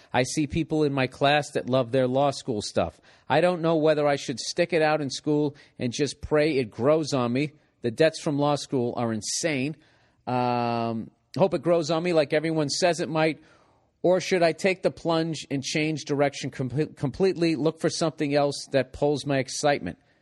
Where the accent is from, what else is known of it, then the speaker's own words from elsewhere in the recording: Massachusetts, United States; I come from Massachusetts